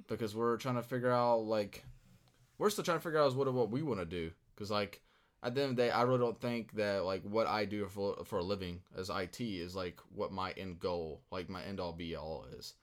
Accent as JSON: {"language": "English", "town": "Louisville", "region": "Kentucky", "country": "United States", "tie": "born or raised there", "said": "I'm from Louisville, Kentucky. Uh, was born and raised here"}